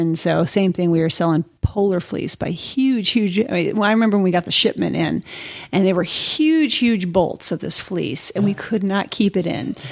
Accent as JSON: {"language": "English", "area": "the Bay Area", "region": "California", "country": "United States", "tie": "born or raised there", "said": "I grew up in California mm-hmm. and skateboarding was really big, you know, and roller skating and whatnot. Snowboarding, you know, especially growing up in the Bay Area"}